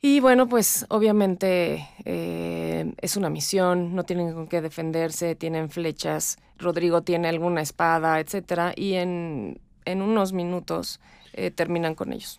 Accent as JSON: {"language": "Spanish", "country": "Mexico", "said": "yo soy mexicana, me siento mexicana"}